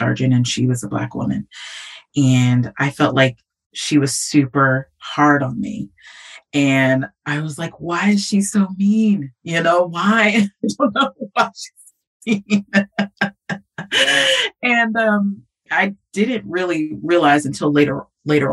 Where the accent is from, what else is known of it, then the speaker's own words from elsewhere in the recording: California, United States; moved away as an adult; I'm from California